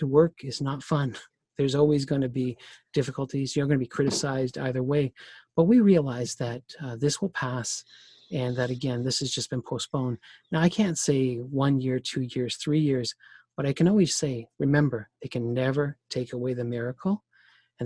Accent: Canada; I'm Canadian

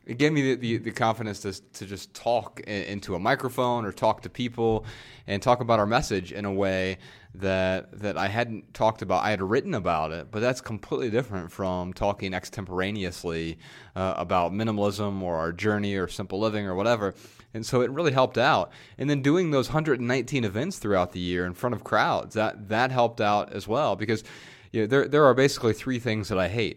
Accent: Dayton, Ohio, United States; moved away as an adult; also born or lived in Montana; We moved from Dayton, Ohio, our hometown, out to Montana

